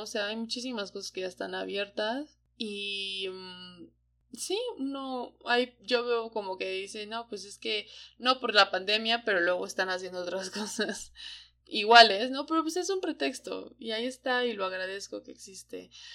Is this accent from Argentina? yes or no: no; Hidalgo, Mexico; moved away as an adult; now in Mexico City, Mexico; desde que salí de, de Hidalgo, en Hidalgo la vida estaba un poco trazada ya para mí